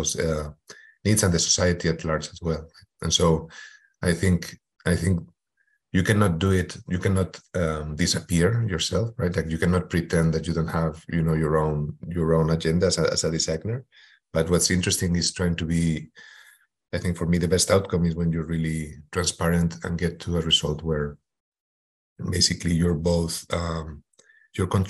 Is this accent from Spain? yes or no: yes; Madrid, Community of Madrid, Spain; moved away as an adult; also born or lived in Houston, United States; I am originally from Madrid, Spain